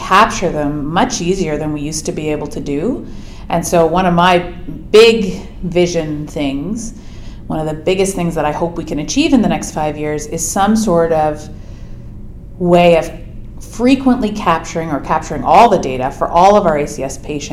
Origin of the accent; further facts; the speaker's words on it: Oakville, Ontario, Canada; also born or lived in Edmonton, Alberta / Waterloo, Ontario; I grew up in Ontario, mostly in Oakville, just outside of Toronto